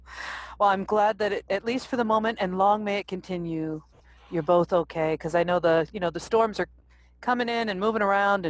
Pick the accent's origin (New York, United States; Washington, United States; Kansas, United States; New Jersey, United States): New Jersey, United States; I'm from Jersey Exit 2.